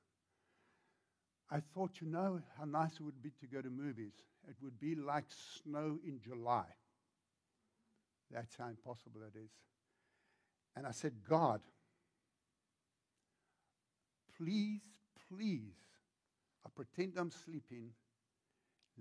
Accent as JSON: {"language": "English", "country": "South Africa", "tie": "born or raised there", "accent": "South African", "moved": "as an adult", "lives_now": "Virginia, United States", "said": "When I grew up in South Africa"}